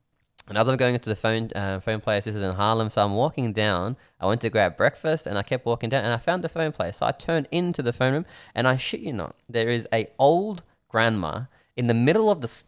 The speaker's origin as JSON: {"language": "English", "town": "Melbourne", "region": "Victoria", "country": "Australia", "said": "I'm like, oh, you know, from Melbourne."}